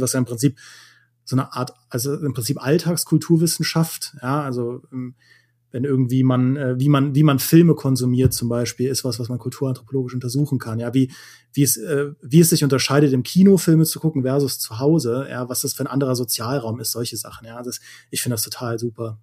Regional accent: Trier, Rhineland-Palatinate, Germany; moved away; in meine Heimat gefahren, nach Trier

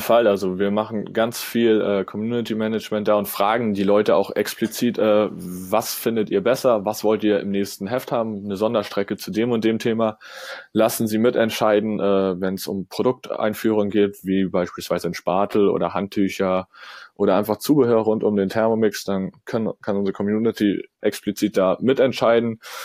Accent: Kiel, Schleswig-Holstein, Germany; komme ich aus Kiel

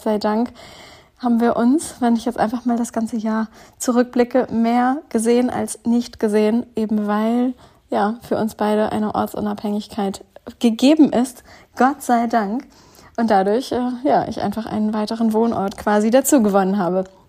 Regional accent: Northern Germany, Germany; also born or lived in Duisburg; Einmal im Norddeutschland in meiner eigentlichen Heimat, wo ich herkomme, wo meine ganze Family lebt

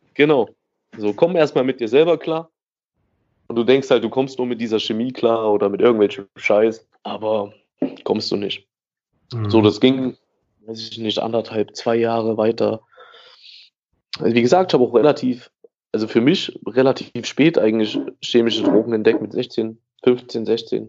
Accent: Gera, Thuringia, Germany; ich bin in Lusan aufgewachsen. Ähm, das ist ein Bezirk, größte Trabantenstadt, so, die es hier gibt

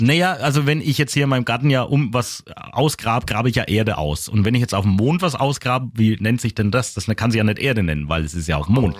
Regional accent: Küps, Bavaria, Germany; meine Heimat, über Küps

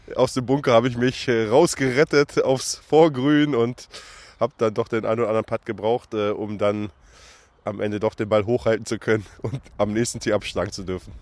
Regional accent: Hanover, Lower Saxony, Germany; als Hannoveraner

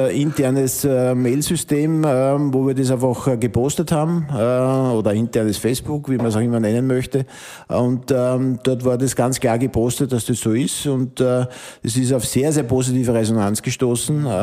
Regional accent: Upper Austria, Austria; ich komme aus dem Innviertel.

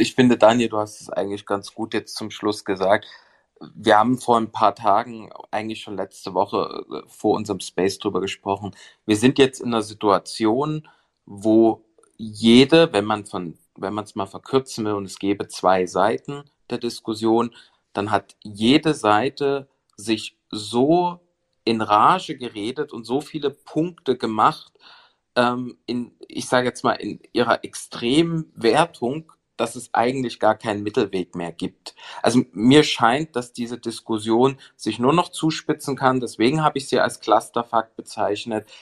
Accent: Saxony, Germany; als Sachse

